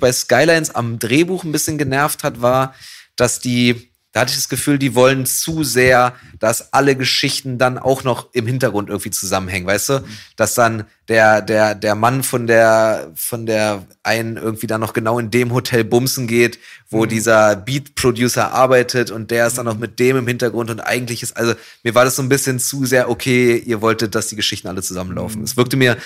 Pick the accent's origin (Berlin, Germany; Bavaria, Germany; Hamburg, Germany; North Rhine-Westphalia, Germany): Berlin, Germany; als Berliner, und auch als jemand, der in Kreuzberg wohnt gerade